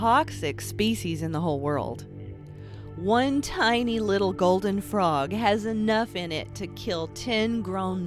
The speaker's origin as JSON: {"language": "English", "region": "Appalachia", "country": "United States", "said": "I'm an Appalachian artist"}